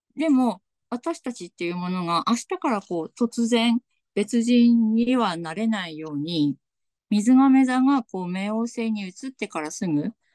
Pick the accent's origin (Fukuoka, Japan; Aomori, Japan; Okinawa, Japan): Aomori, Japan; Tsugaru; accent: Tsugaru dialect; ちょっとなんか今日津軽弁が、 津軽弁が出るかもしれません